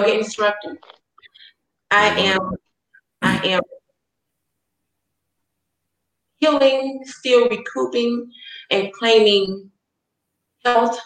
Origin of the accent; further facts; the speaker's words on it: Chattanooga, Tennessee, United States; moved away as an adult; also born or lived in Atlanta, Georgia; now in Kansas, United States; I'm from Chattanooga, Tennessee, so I was raised with diversity